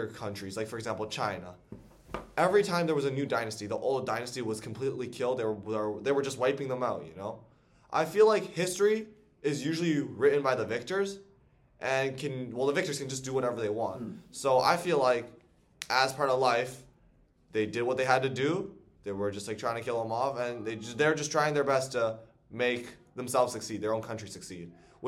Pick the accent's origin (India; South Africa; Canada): Canada; I was born in Canada. I am Chinese. My heritage is Chinese, but I'm born in Canada. Everything I do, I'm basically Canadian